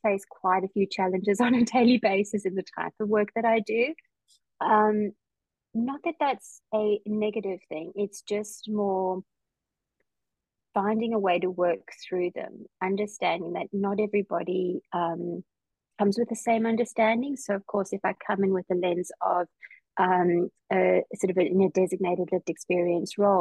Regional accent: Johannesburg, Gauteng, South Africa; now in Perth, Australia; I did grow up in sort of the more suburban city of Johannesburg

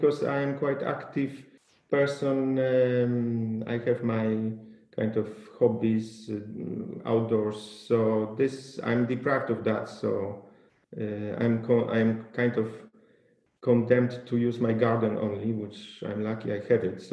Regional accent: Poland; my hometown in Poland

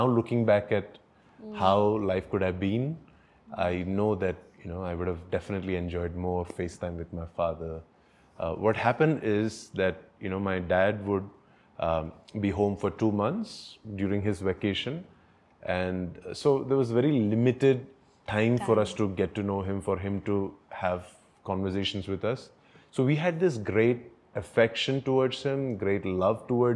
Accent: Mumbai, Maharashtra, India; also born or lived in Tiruvalla, Kerala / Ambernath; now in Bangalore, India; I was born in Kerala, and then my relatives, some of them, along with my mother, they brought me to Mumbai. But I grew up in Mumbai

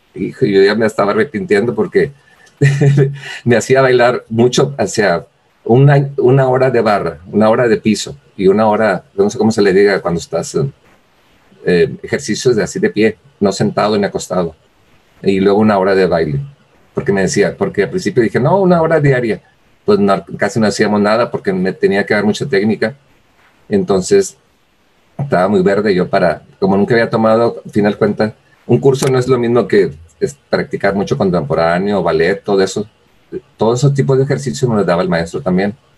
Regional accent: Villaldama, Nuevo León, Mexico; also born or lived in Monterrey; soy de Villaldama, Nuevo León

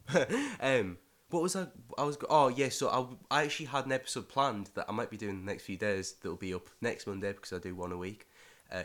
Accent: Middlesbrough, North East England, United Kingdom; now in Glasgow, United Kingdom; I'm from Middlesbrough

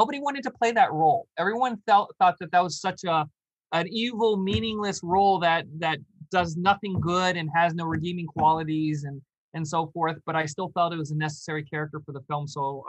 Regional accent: Warren, Pennsylvania, United States; I think I told you guys I'm from Warren, Pennsylvania.

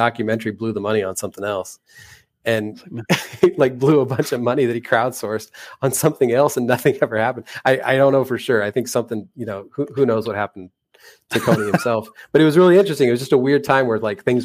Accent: United States; I'm American

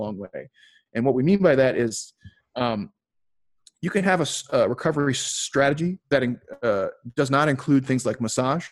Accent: Chicago, Illinois, United States; moved away; also born or lived in Philadelphia; I grew up in Chicago and lived in Philly for a while

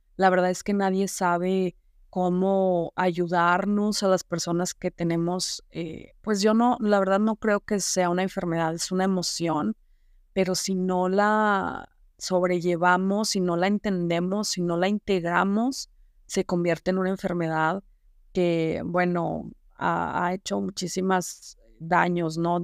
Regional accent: Saltillo, Coahuila, Mexico; also born or lived in Zamora, Michoacán; yo tenía cuatro años y a mi papá lo mandan a trabajar acá a Saltillo, Coahuila, que es donde yo resido actualmente

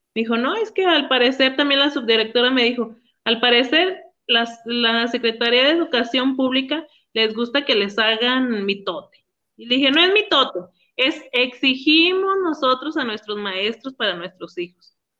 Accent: Villanueva, Zacatecas, Mexico; somos de Villanueva

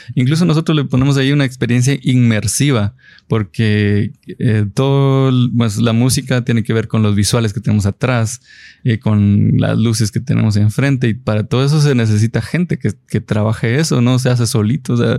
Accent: Guatemala; somos guatemaltecos que estamos haciendo el trabajo

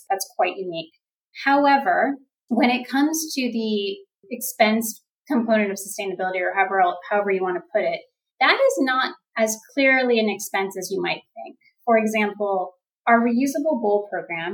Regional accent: Florida, United States; moved away; also born or lived in New York City; as a child growing up in Florida near the ocean

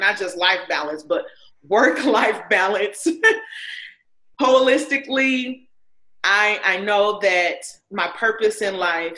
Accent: Indiana, United States; I'm an Indiana native

